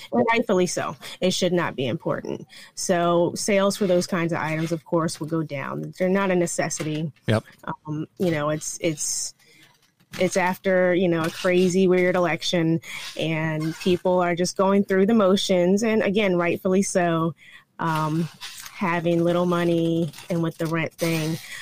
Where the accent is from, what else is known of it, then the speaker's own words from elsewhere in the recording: North Carolina, United States; moved away; I'm actually from North Carolina